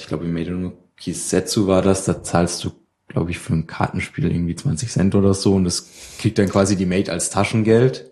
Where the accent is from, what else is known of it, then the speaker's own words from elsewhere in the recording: near Würzburg, Main-Spessart, Bavaria, Germany; ich komme aus der Nähe von Würzburg, äh, ein kleines Dorf irgendwo in den, äh, hintersten